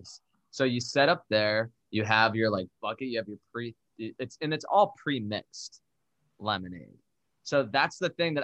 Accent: Darien, Connecticut, United States; my hometown of Darien, Connecticut

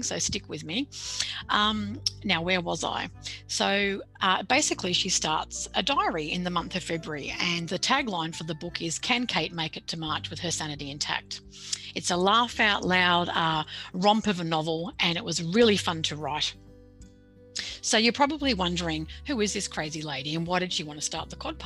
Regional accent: Sydney, New South Wales, Australia; accent: Australian; I was born and bred in Sydney. I grew up in the Sutherland Shire by the beach in southern Sydney

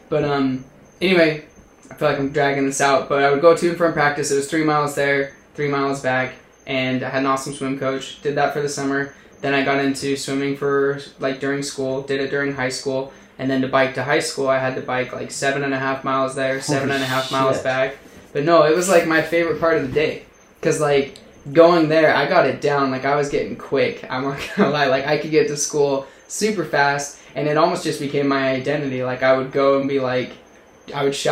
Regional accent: Utah, United States; I was growing up in Utah, and so I was raised Mormon

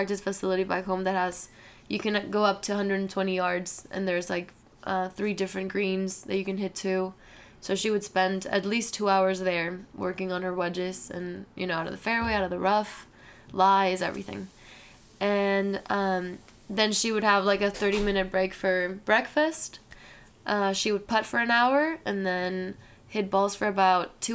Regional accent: Guadalajara, Jalisco, Mexico; moved away; I'm from Guadalajara, and I play in the Guadalajara Country Club, which is one of the biggest back home

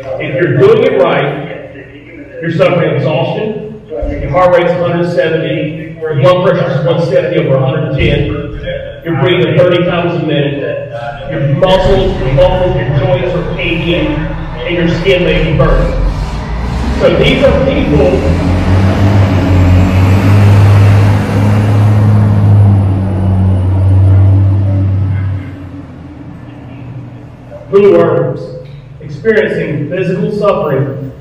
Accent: Winston-Salem, North Carolina, United States; moved away as an adult; also born or lived in New York City; now in Thomasville, United States; I grew up in Winston-Salem, North Carolina

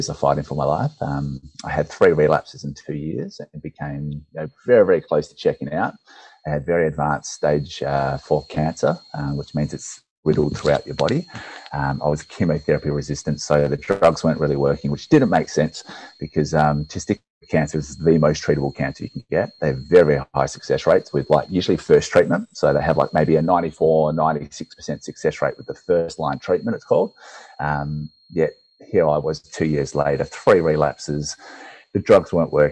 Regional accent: Perth, Western Australia, Australia; I'm from Perth, Western Australia

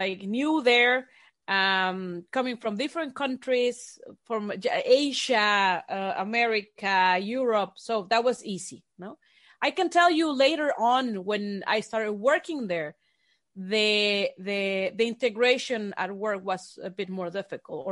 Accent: Mexico; English is a second language; moved away as an adult; also born or lived in Barcelona, Spain; now in Basel, Switzerland; I am originally from Mexico

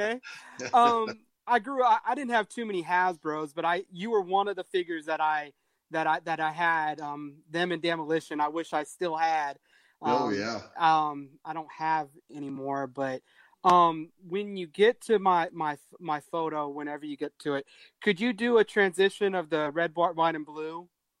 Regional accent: Houston, Texas, United States; I'm from Houston. I'm in Houston right now.

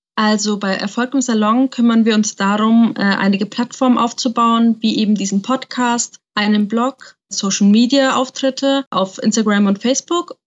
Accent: Nuremberg, Bavaria, Germany; ich bin 27 Jahre alt und bin eigentlich aus Nürnberg.

